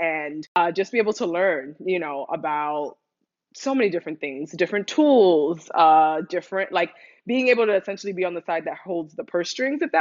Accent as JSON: {"language": "English", "region": "New York", "country": "United States", "tie": "born or raised there", "also_born_or_lived": "Dominican Republic (ancestry)", "moved": "as an adult", "lives_now": "Los Angeles, United States", "said": "I'm Dominican American, first gen kid, which I feel like a lot of folks listening can relate to, and grew up in New York, in the Bronx specifically"}